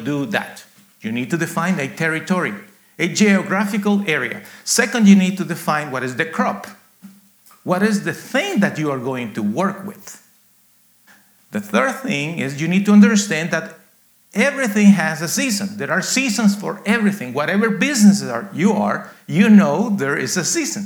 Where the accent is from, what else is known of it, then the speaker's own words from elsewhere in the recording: Guatemala; now in United States; I was born in Guatemala, actually in a coffee farm, very rural area